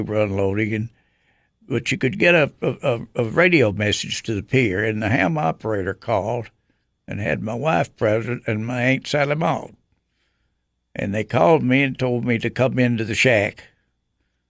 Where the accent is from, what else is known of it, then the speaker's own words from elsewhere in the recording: Monterey, Tennessee, United States; I was born in Monterey, Tennessee, and I actually over where my desk is now, and that's the only place I've lived